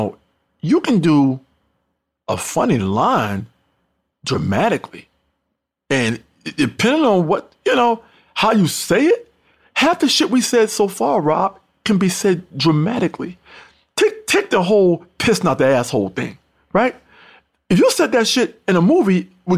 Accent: Mount Vernon, New York, United States; also born or lived in North Carolina; my hometown, also Mount Vernon, New York.

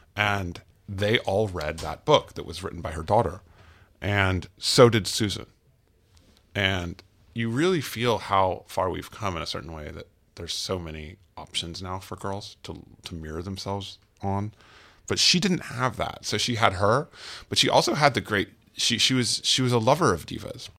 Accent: United States; as an American

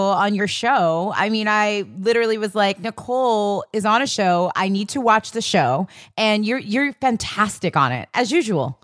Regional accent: New York City, New York, United States; as a kid growing up in Queens, Hollis, Queens

